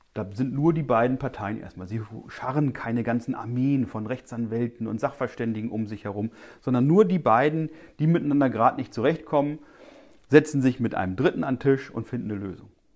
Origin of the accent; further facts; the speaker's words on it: eastern Lower Saxony, Germany; ich komme aus dem Osten Niedersachsens